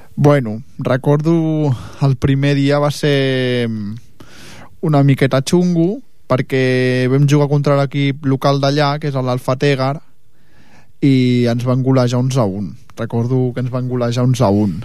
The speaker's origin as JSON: {"language": "Catalan", "region": "Catalonia", "country": "Spain", "said": "Sí, som de Catalunya"}